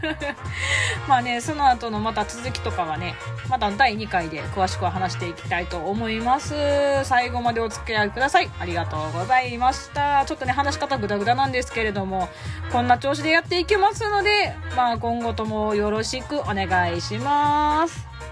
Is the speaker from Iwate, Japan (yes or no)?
no; Osaka, Japan; 私大阪人なんで